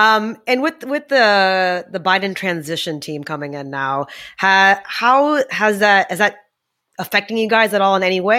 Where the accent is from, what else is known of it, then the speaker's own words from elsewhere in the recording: India; So we're both obviously from India.